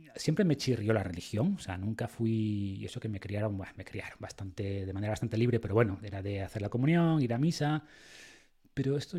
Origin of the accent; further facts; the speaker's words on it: Spain; creemos en Dios porque nacimos en España